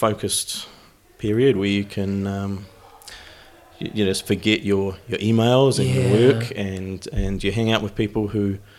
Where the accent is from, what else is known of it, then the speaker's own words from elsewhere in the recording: Wellington, New Zealand; moved away as an adult; now in United Kingdom; I'm from New Zealand originally, from Wellington, live in the UK these days, coming up to 10 years in the UK.